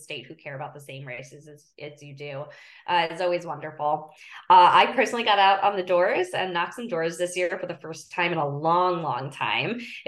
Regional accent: Philadelphia, Pennsylvania, United States; And I say that as a Philadelphian and as someone who cares about fighting climate change.

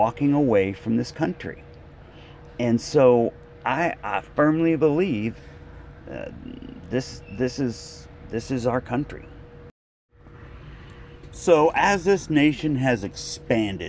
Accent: United States

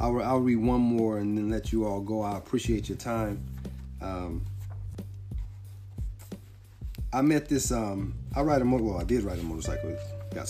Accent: California, United States; I'm from California, I really didn't know California. I know it a lot better now that I live here. But when I was growing up here, I knew certain spots. And I knew Long Beach, Carson, Hawthorne, Compton, Watts, Linwood.

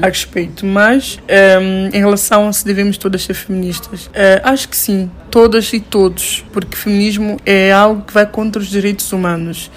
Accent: São Tomé & Príncipe; sabores da minha terra

